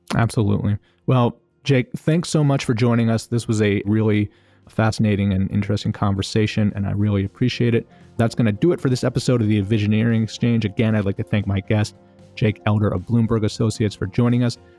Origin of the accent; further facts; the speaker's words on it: Baltimore, Maryland, United States; also born or lived in New York; I'm from Baltimore City and, uh, lived here most of my life, most of my adult life